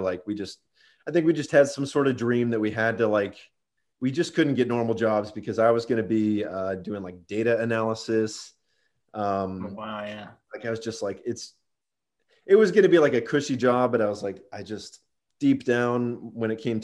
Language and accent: English; Cincinnati, Ohio, United States; I grew up in Cincinnati, Ohio.